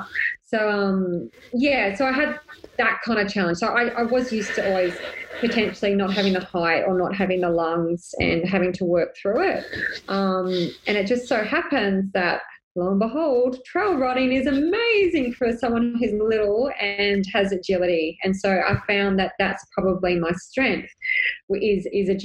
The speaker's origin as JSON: {"language": "English", "town": "Sydney", "region": "New South Wales", "country": "Australia", "moved": "yes", "said": "I'm originally from Sydney"}